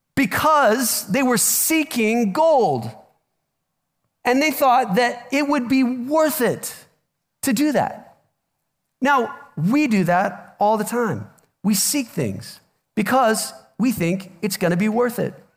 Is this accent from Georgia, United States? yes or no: no; Omaha, Nebraska, United States; moved away; I'm from Omaha originally